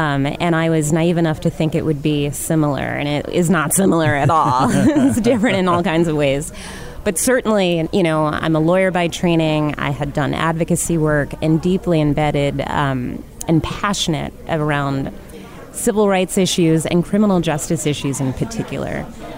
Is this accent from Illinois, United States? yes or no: no; New York, United States; moved away as an adult; now in Detroit, United States; I'm from New York originally. My husband came here for a position.